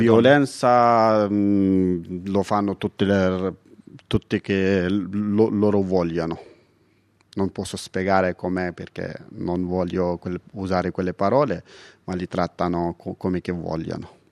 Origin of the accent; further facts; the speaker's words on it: Paktia, Afghanistan; Italian is a second language; moved away as an adult; now in Italy; vengo dall'Afghanistan. La mia provincia, che si chiama Paktia